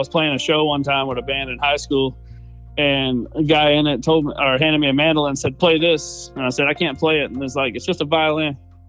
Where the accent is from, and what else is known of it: Nashville, Tennessee, United States; born or raised there; moved away